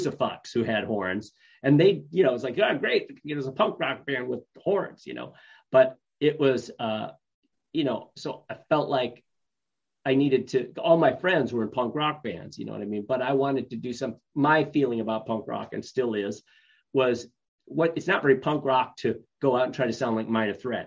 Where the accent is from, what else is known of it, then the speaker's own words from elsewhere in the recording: upstate New York, United States; moved away; also born or lived in Binghamton; I'm from New York, upstate New York